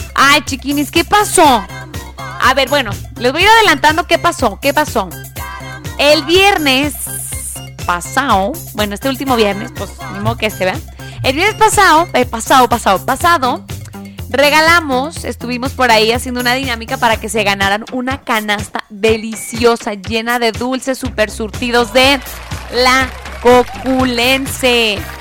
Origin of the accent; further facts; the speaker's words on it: Tepatitlán de Morelos, Jalisco, Mexico; En mi tierra natal. Patitlán de Morelos, Jalisco